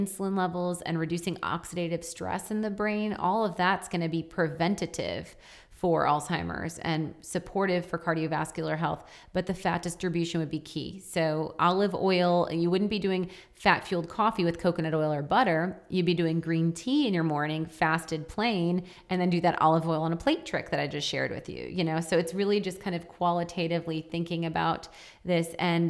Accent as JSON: {"language": "English", "region": "Wisconsin", "country": "United States", "said": "Yeah, I am from Wisconsin."}